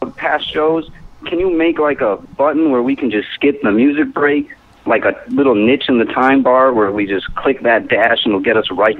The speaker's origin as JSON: {"language": "English", "town": "Chicago", "region": "Illinois", "country": "United States", "said": "I'm from Chicago."}